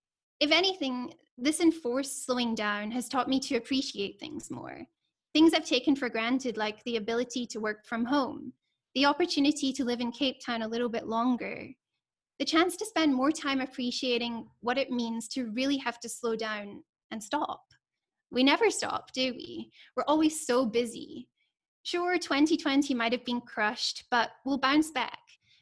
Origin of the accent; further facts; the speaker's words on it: Scotland, United Kingdom; now in South Africa; So I'm from Scotland